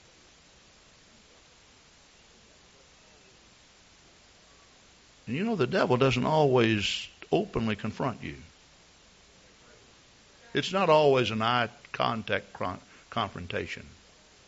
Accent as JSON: {"language": "English", "region": "Texas", "country": "United States", "moved": "yes", "said": "I come from Texas"}